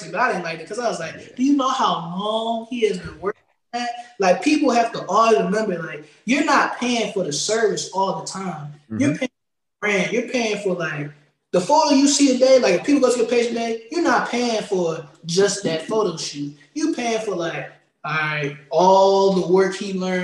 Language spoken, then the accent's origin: English; Prince Edward County, Virginia, United States; a middle school teacher in my hometown at Prince Edward County High School